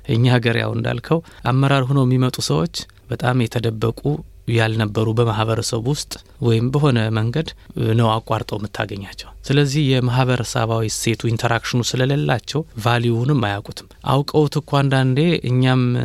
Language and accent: Amharic; Bahir Dar, Amhara, Ethiopia; moved away; also born or lived in Addis Ababa; ተወልጄ ባደግኩበት በባህር ዳር ከተማ